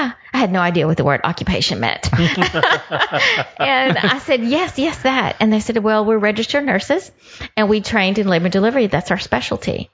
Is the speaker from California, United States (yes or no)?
no; Houston, Texas, United States; I grew up here in Houston, so I grew up on the north side